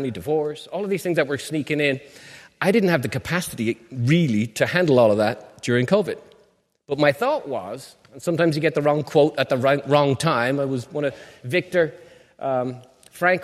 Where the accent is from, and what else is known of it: Ireland; moved away